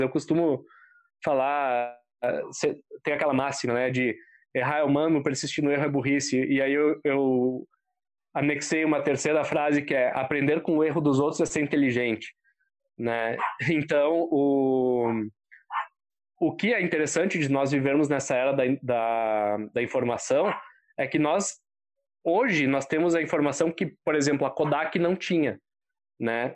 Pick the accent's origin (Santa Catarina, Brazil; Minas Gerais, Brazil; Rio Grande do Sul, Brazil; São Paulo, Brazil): Rio Grande do Sul, Brazil; Bento Gonçalves; cenário onde eu fui criado, que é em Bento Gonçalves